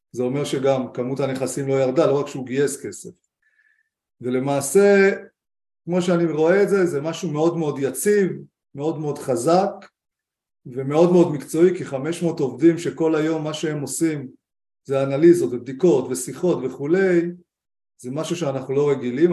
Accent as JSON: {"language": "Hebrew", "country": "Israel", "said": "אנחנו כמשקיעים ישראלים"}